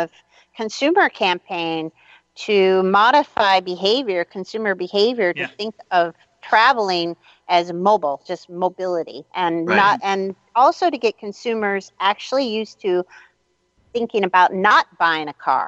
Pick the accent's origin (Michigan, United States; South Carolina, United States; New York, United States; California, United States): Michigan, United States; Detroit; I'm from Detroit